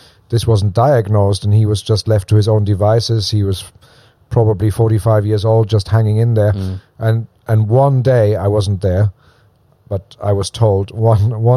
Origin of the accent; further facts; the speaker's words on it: southwest Germany, Germany; moved away; I'm German. I was born in Germany.